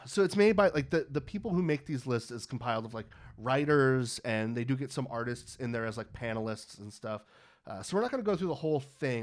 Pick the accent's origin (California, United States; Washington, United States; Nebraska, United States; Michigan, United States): California, United States; Pittsburg; my hometown of Pittsburgh, California